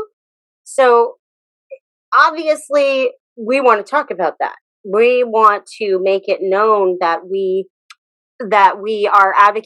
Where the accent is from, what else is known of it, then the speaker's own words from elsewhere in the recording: Abilene, Texas, United States; we met at school, Lincoln Middle School, Abilene, Texas